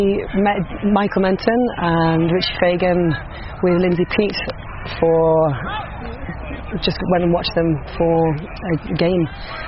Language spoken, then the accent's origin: English; Northumberland, North East England, United Kingdom; moved away as an adult; also born or lived in Darlington / Brazil; now in Ireland; My first club was Tyndall Panthers in Corbridge, which is Northumberland County over in England. Started there from the age of 12 till the age of 17